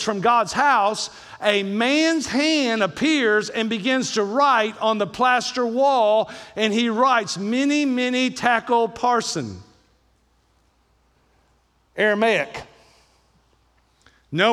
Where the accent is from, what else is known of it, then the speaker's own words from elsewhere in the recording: Kentucky, United States; I'm from Kentucky